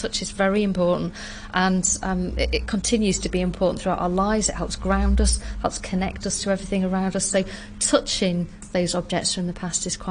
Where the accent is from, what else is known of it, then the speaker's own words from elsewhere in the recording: south of Scotland, United Kingdom; I'm from the south of Scotland, I'm not from the south of England